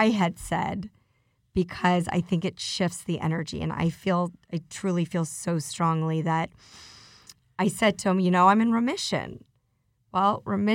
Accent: Denver, Colorado, United States; now in Beverly Hills, United States; I went back to my hometown, which is Denver

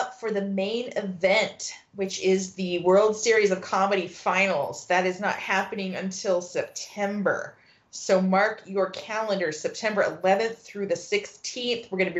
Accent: Midwest, United States; I'm from the Midwest.

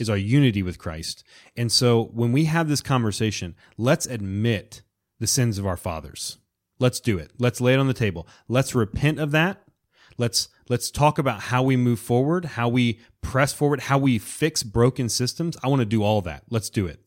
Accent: Florida Panhandle, United States; I grew up in the Panhandle of Florida

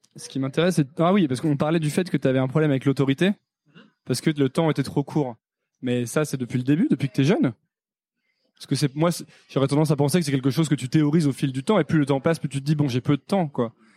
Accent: Savoie, Auvergne-Rhône-Alpes, France; also born or lived in Paris; J'ai grandi dans un village en Savoie

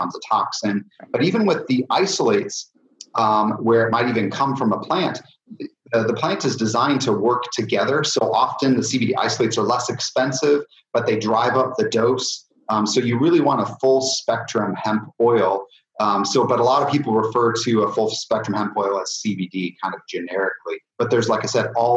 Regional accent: Indiana, United States; I'm from Indiana, so we have a lot of corn growing right now here

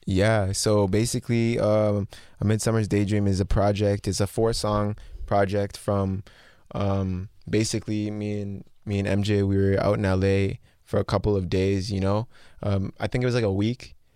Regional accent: Mississauga, Ontario, Canada; Born and raised. I was born in, uh, Trillium Hospital in Mississauga

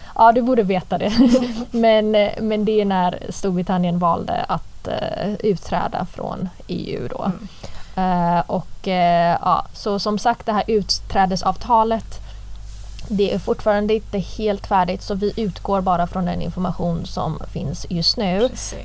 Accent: Gothenburg, Västra Götaland, Sweden; moved away as an adult; jag vill inte plugga i Göteborg. Jag vill inte vara kvar i min hemstad

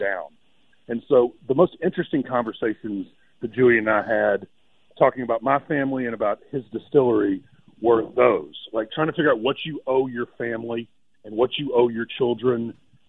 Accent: Clarksdale, Mississippi, United States; I grew up in Clarksdale, Mississippi

